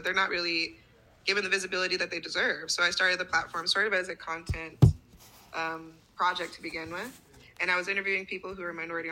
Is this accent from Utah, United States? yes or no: yes; Ogden, Utah, United States; now in New York City, United States; I grew up in Ogden, Utah